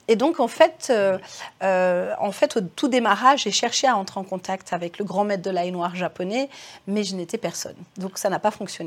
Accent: Cré, Auvergne-Rhône-Alpes, France; je suis née à Cré. J'étais bah, d'une famille d'agriculteurs de par mon papa

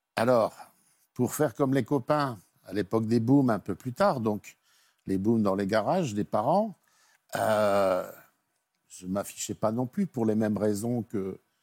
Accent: Nord, Hauts-de-France, France; je suis originaire du Nord et j'habitais donc une petite ville

